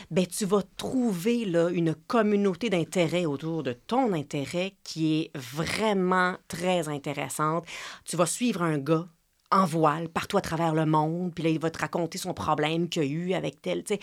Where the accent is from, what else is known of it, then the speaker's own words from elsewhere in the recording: Quebec, Canada; si on a grandi au Québec et que notre mère euh, vient d'ici, on reconnaît les petites expressions, les petites habitudes